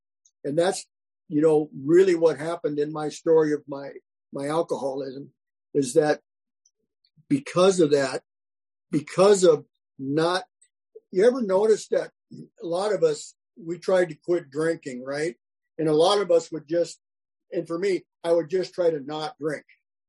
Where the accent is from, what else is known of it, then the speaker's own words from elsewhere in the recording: South Dakota, United States; now in California, United States; This is when I moved from South Dakota to California